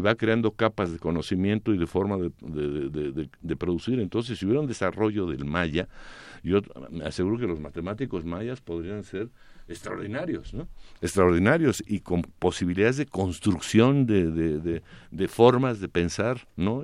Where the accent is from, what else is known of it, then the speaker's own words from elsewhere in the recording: Mexico City, Mexico; por qué somos chilangos si esto es el anáhuac